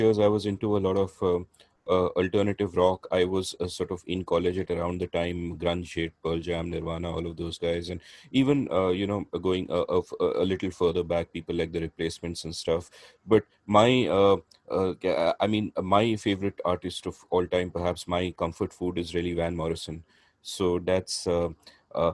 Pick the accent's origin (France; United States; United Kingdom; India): India; first language English; I'm half Bengali. And, when I was a kid, we grew up speaking Bengali at home, but outside in the city, we would speak Hindi